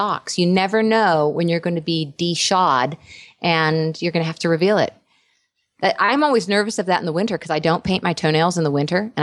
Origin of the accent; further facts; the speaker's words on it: United States; moved away as an adult; also born or lived in Los Angeles; now in United Kingdom; I love being American